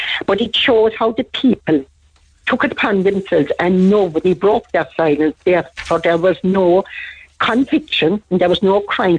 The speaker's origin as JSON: {"language": "English", "town": "Kentuck", "country": "Ireland", "said": "I'm from Kentuck."}